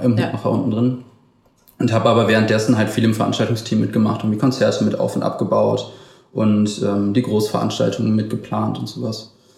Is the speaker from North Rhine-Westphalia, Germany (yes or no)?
yes; Wuppertal, North Rhine-Westphalia, Germany; ich bin aber in Wuppertal geboren und lebe auch noch hier